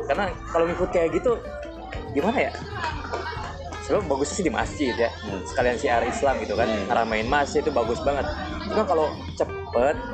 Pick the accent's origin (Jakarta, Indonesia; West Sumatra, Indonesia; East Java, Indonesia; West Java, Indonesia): East Java, Indonesia; Malang; dulu kan di daerah gue ada pohon pinus banyak ya nah. di daerah Subang Malang itu.